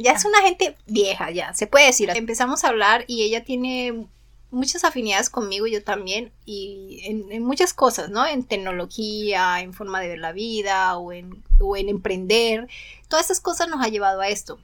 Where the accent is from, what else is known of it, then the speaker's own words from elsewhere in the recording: Colombia; now in Japan; Yo soy colombiana.